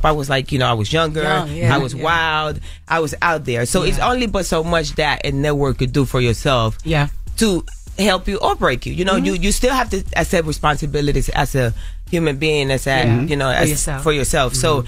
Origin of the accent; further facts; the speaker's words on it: Carolina, Puerto Rico; I grew up in Puerto Rico. I grew up in Carolina, in Las Esmeraldas, in El Caserío. I grew up in the ghetto, in the hood, in the trenches.